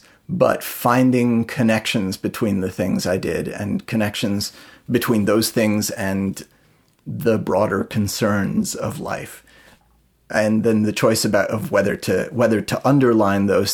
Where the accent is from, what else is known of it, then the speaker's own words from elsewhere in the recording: St. Peter, Minnesota, United States; I grew up in St. Peter, Minnesota, which is a smaller town a ways away from here.